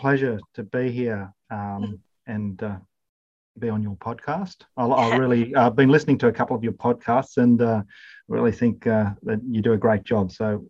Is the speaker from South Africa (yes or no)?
no; Hay, New South Wales, Australia; also born or lived in Zimbabwe; So moved to Australia, and I grew up at Hay in New South Wales. We moved to Hay in the middle of a massive drought with lots of dust storms, and it was quite a cultural shock coming from a probably more greener spot in the world